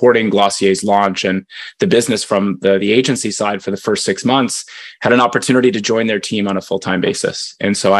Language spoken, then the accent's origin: English; Canada; now in United States; I'm Canadian